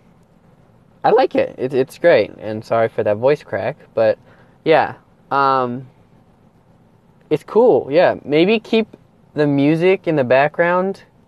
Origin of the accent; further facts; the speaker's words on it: Wisconsin, United States; now in Texas, United States; I'm originally from Wisconsin, and 2 years ago we moved down here to Texas.